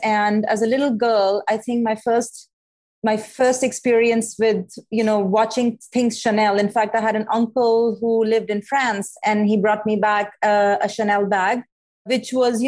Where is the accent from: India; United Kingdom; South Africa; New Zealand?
India; moved away as an adult; also born or lived in New York; now in Arizona, United States; I'm from India, in case you haven't noticed yet, I come from a very academically competitive, you know, landscape.